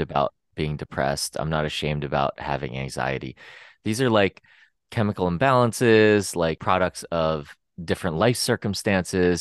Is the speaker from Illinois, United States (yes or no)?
no; Pennsylvania, United States; moved away as an adult; also born or lived in San Francisco; now in Los Angeles, United States; I'm from Pennsylvania.